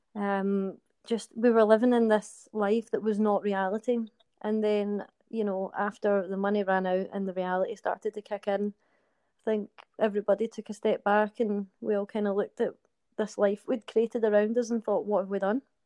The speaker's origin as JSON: {"language": "English", "town": "Glasgow", "region": "Scotland", "country": "United Kingdom", "said": "I'm from Glasgow, and I am currently serving in the British Army."}